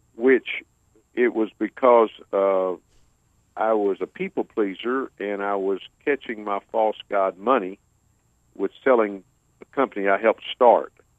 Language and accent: English; about an hour south of Houston, Texas, United States; moved away as an adult; now in Houston, United States; I currently live in Houston, and I grew up about an hour south of here